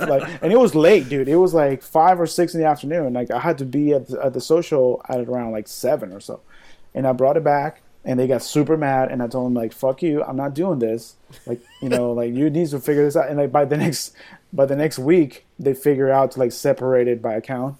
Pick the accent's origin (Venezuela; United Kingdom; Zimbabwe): Venezuela; now in United States